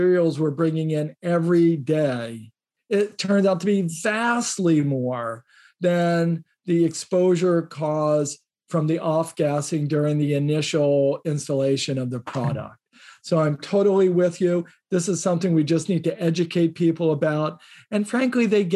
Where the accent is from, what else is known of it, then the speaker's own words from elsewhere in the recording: Indiana, United States; I grew up in Indiana